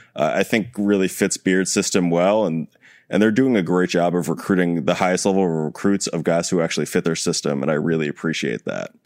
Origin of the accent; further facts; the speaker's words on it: New York, United States; as a New Yorker